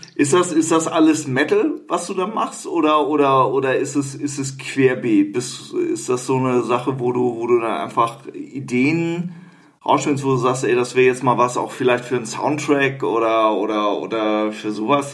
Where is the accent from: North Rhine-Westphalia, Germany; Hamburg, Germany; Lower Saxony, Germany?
Hamburg, Germany; als Hamburger